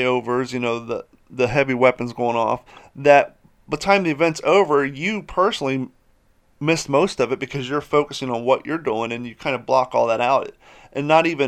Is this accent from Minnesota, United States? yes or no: no; Columbus, Ohio, United States; now in Florida, United States; I grew up in Columbus, Ohio